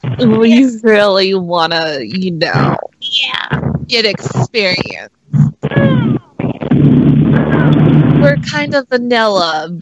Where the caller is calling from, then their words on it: Nevada, United States; We're calling from Nevada. My sister's on the line, too.